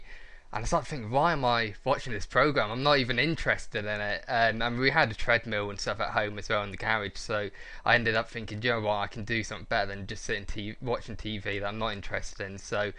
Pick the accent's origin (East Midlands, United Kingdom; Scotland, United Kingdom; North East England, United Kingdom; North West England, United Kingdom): East Midlands, United Kingdom; Corby; also born or lived in London; Yeah, so I was born in London. So I lived there for 8 years. But for the last, let's say, 14 years, I've been living in Corby, so I'm local lad.